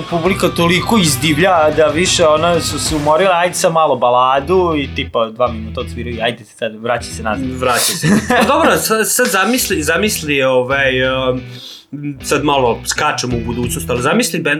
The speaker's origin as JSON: {"language": "Croatian", "country": "Serbia", "said": "kod nas u Srbiji"}